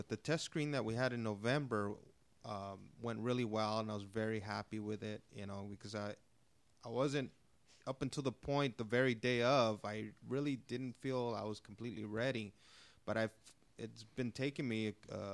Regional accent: Los Angeles, California, United States; I grew up in Elysian Valley near Dodger Stadium

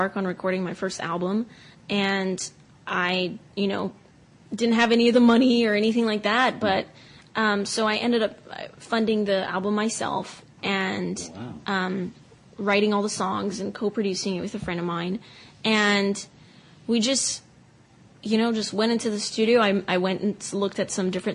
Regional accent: Cameroon; moved away; I grew up listening to Cameroonian music

